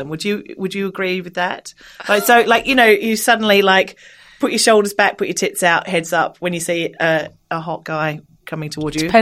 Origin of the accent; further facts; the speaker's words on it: Australia; accent: Australian; it's my accent. Can't blame me. I'm an Australian.